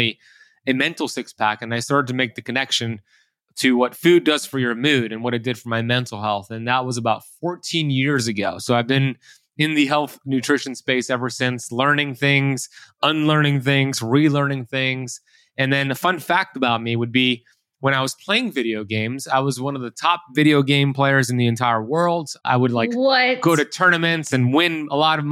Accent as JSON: {"language": "English", "town": "Miami Beach", "region": "Florida", "country": "United States", "tie": "born or raised there", "said": "growing up in Miami Beach, Florida, where I currently live"}